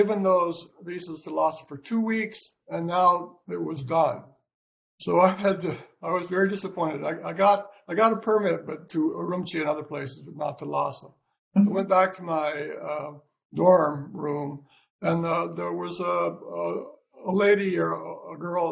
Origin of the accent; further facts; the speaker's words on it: United States; I'm from America